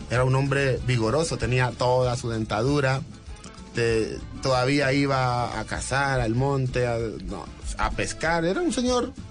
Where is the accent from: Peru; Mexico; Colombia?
Colombia; Pacific region; que los, muchachos que venimos del Pacífico